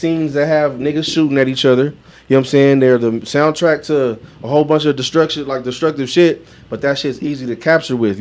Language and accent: English; Long Beach, California, United States; now in Las Vegas, United States; I said Lone Beach, and I said specifically I'm from Bixby Knowles